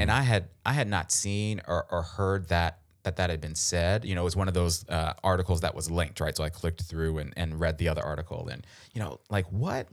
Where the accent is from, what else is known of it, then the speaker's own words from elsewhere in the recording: Baltimore, Maryland, United States; I'm from Baltimore